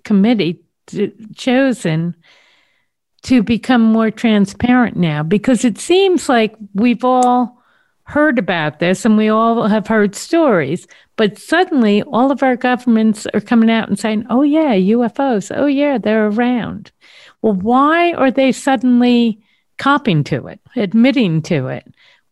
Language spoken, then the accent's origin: English; United States; being an American